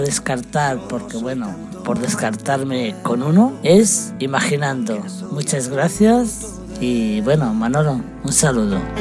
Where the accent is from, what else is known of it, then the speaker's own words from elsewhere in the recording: Valladolid, Castile and León, Spain; soy de aquí de Valladolid